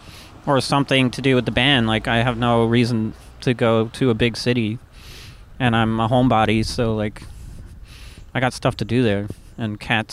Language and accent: English; Kingston, Ontario, Canada; born or raised there